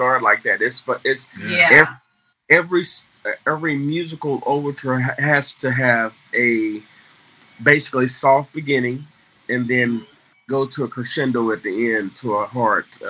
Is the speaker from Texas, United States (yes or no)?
yes; Fort Worth, Texas, United States; Fort Worth, Texas. Born and raised Fort Worth, Texas.